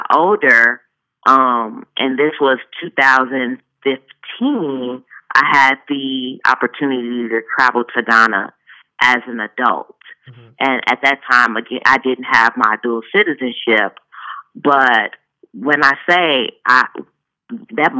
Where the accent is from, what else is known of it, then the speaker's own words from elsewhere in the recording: Chicago, Illinois, United States; growing up in Chicago was quite challenging